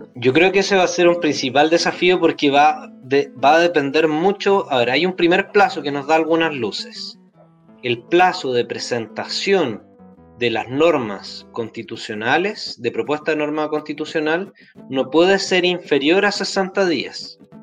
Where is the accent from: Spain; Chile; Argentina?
Chile; Temuco, Araucanía; Yo soy de allá, de Temuco.